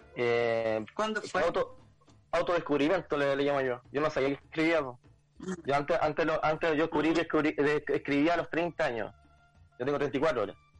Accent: La Ligua, Valparaíso, Chile; also born or lived in Santiago; yo soy de la Ligua

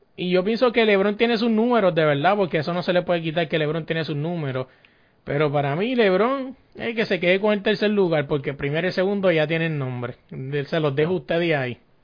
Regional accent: Puerto Rico; somos puertorriqueños

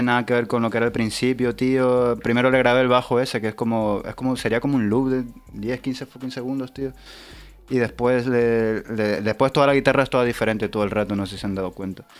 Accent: Tenerife, Canary Islands, Spain; moved away as an adult; also born or lived in Peru; now in Madrid, Spain; vengo de Tenerife, eh, soy nacido peruano, pero criado en Tenerife

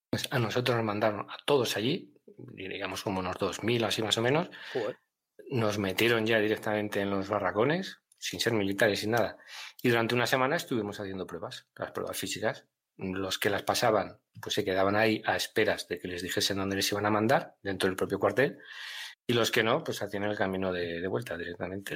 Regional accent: Miranda de Ebro, Castile and León, Spain; moved away; also born or lived in Zaragoza; yo estaba en Zaragoza, aunque soy de Miranda de Ebro

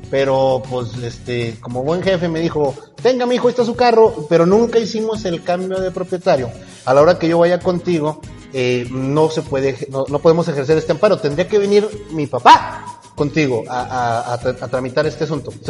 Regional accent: Durango, Mexico; como buen duranguense que soy

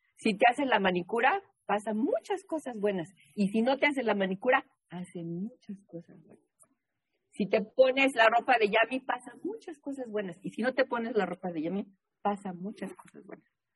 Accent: Mexico City, Mexico; also born or lived in New England; now in Boston, United States; yo nací en la Ciudad de México. En la Ciudad de México no hay cuerpos de agua, no hay lago, no hay río, no hay playa

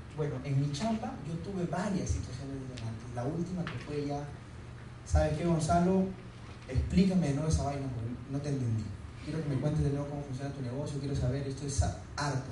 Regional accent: Huanchaco, La Libertad, Peru; moved away; yo soy de Huanchaco, de la playa, me encanta el mar, andar en sandalias

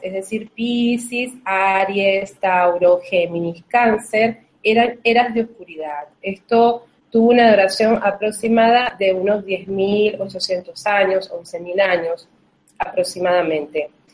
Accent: Venezuela; now in Uruguay; en este momento si estoy en Argentina, pero vivo en Uruguay, pero soy de Venezuela

